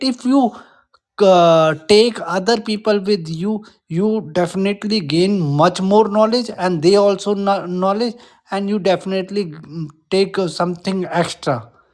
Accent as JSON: {"language": "English", "country": "India", "second_language": "English", "said": "I'm Indian"}